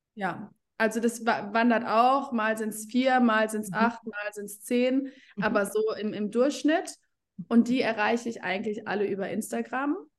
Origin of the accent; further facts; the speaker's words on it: Germany; Ich komme aus Deutschland